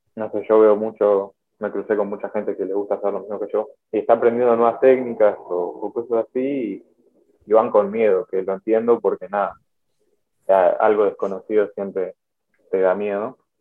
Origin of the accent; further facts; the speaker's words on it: Buenos Aires, Argentina; soy de Buenos Aires